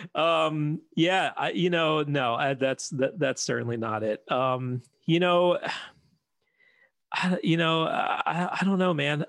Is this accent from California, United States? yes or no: no; Philadelphia, Pennsylvania, United States; now in Chicago, United States; I grew up in Philadelphia, and, uh, before we moved out to Chicago